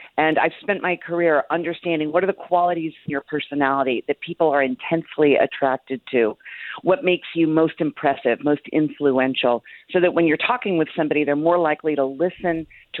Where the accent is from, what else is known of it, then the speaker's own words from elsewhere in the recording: Jacksonville, Florida, United States; I was born in Jacksonville, Florida, where my parents are celebrating their 62nd wedding anniversary